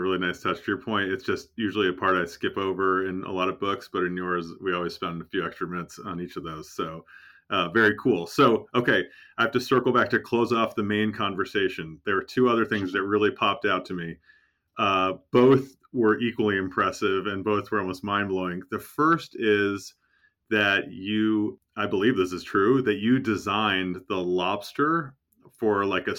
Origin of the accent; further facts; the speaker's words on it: Connecticut, United States; I grew up in Connecticut